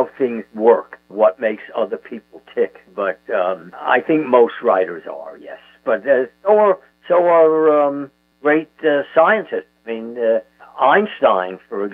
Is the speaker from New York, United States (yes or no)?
yes; New York City, New York, United States; I had 37 first cousins when I was growing up in Brooklyn